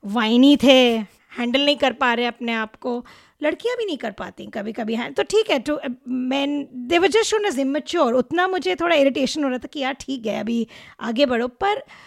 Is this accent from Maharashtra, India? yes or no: yes; Mumbai, Maharashtra, India; moved away as an adult; now in Toronto, Canada; मैं मुंबई में पली बड़ी थी